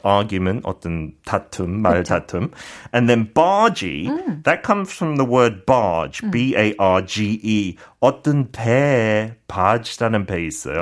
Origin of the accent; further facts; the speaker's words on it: United Kingdom; Korean is a second language; 저도 조금 영국 사람이지만